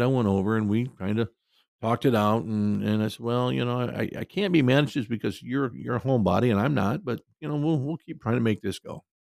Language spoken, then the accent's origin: English; Cedar Rapids, Iowa, United States; my hometown of Cedar Rapids